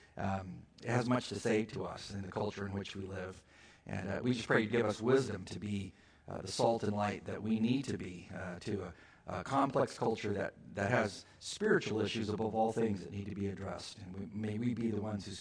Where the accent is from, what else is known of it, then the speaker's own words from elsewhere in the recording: California, United States; I was from California.